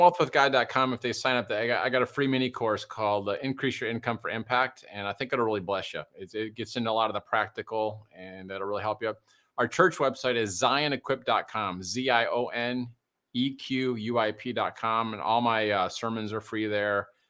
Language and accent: English; Detroit, Michigan, United States; I grew up in Detroit. Well, it was a white suburb of Detroit